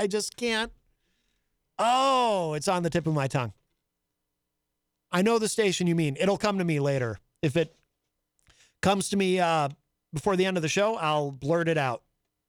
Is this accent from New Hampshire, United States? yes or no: yes; Concord, New Hampshire, United States; I grew up in Concord